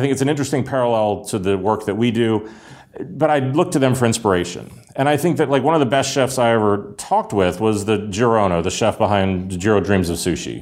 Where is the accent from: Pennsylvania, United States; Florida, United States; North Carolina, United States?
Pennsylvania, United States; Pittsburgh; I grew up in Pittsburgh during the collapse of the steel mills